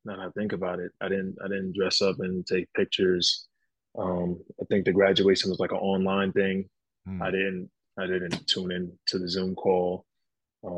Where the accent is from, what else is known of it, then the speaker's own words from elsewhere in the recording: North Babylon, New York, United States; moved away as an adult; also born or lived in Bloomington, Indiana; now in Hungary; I'm from New York